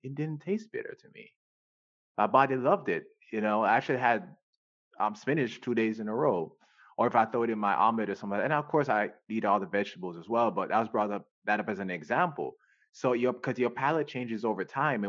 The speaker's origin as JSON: {"language": "English", "country": "Jamaica", "tie": "born or raised there", "moved": "yes", "said": "we grew up in Jamaica"}